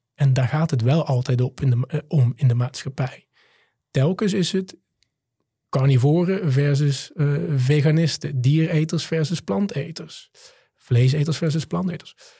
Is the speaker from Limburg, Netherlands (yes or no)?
yes; Limburg, Netherlands; also born or lived in Maastricht; Ik ben in Limburg op het platteland opgegroeid, in het, eh, ouderlijk huis van mijn moeder.